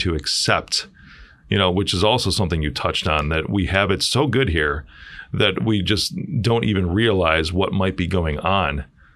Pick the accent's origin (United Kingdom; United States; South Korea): United States; Chicago, Illinois; I'm from Chicago